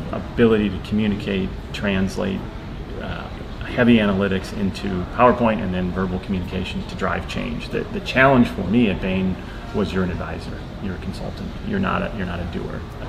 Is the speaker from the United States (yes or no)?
yes; Midwest, United States; I grew up in the Midwest